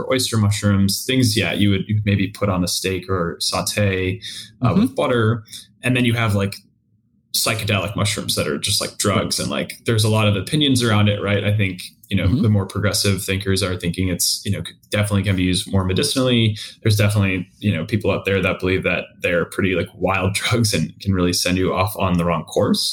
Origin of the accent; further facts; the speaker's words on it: East Coast, United States; moved away as an adult; also born or lived in Minnesota / Boston; now in Seattle, United States; I'm from the East Coast originally